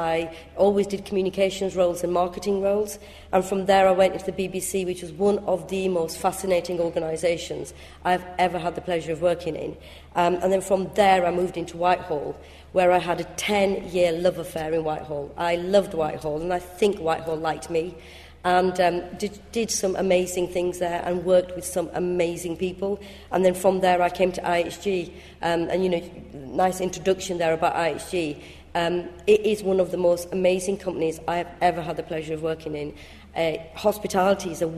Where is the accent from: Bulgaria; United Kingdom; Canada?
United Kingdom; Bradford, Yorkshire and the Humber; accent: northern; English is a second language; I'm from Bradford, as you can probably tell by my quite strong northern accent